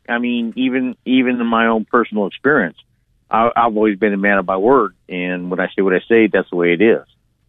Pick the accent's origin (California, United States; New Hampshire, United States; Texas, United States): California, United States; San Joaquin Valley; now in Nevada, United States; I was born and raised in the San Joaquin Valley.